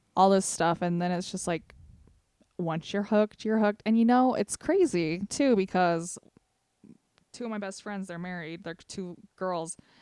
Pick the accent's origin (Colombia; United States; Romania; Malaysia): United States; Sevier County, Utah; we're from Sevier County